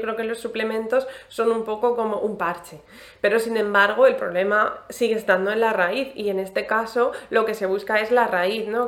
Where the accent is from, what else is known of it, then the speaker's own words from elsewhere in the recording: Alicante, Valencian Community, Spain; now in Cartagena, Spain; yo soy de Alicante